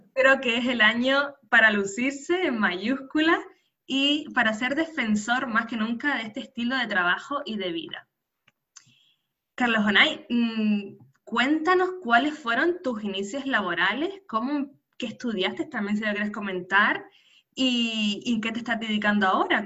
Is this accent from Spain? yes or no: yes; San Cristóbal de La Laguna, Canary Islands, Spain; nacida en Canarias